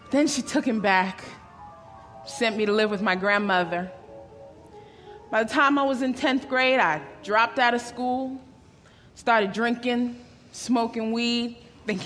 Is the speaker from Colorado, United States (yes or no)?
no; Nashville, Tennessee, United States; also born or lived in Alabama; I was born in Alabama, and when I was five years old, my mom and I moved here to Nashville.